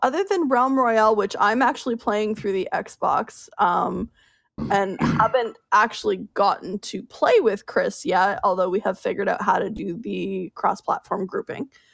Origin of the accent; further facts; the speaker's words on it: Canada; I'm Canadian